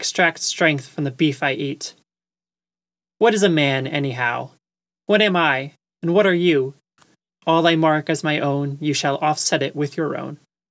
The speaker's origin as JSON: {"language": "English", "area": "Long Island", "region": "New York", "country": "United States", "tie": "born or raised there", "said": "I grew up on Long Island as well"}